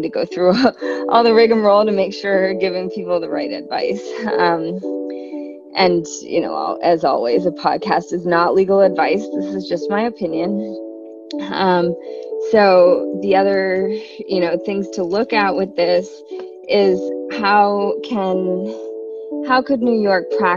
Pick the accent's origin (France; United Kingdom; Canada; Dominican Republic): Canada; I'm from Canada